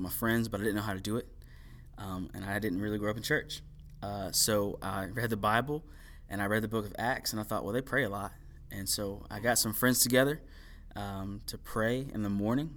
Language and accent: English; Greenville, South Carolina, United States; I'm actually from Greenville. I was born and raised here near Southside High School. So this is my hometown